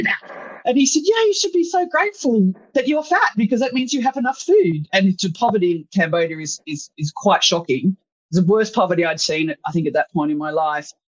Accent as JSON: {"language": "English", "town": "Sydney", "region": "New South Wales", "country": "Australia", "tie": "born or raised there", "said": "as a 26-year-old who'd grown up in suburban Sydney"}